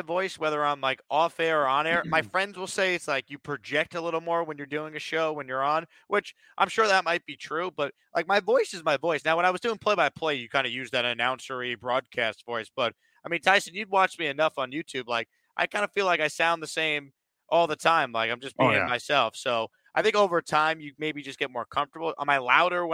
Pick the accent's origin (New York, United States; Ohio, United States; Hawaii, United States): New York, United States; Long Island; growing up in New York, I would always listen to sports talk radio in the car with my dad